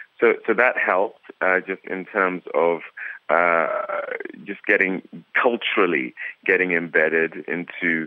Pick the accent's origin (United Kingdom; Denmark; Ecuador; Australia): United Kingdom; moved away as an adult; now in Los Angeles, United States; I'm not from America. I'm actually from the UK, and my wife and I moved to Los Angeles in May of 2007